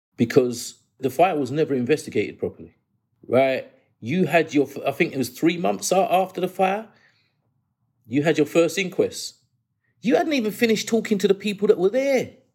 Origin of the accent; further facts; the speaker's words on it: London, United Kingdom; I grew up in New Cross, and they call the New Cross crew the ghetto posse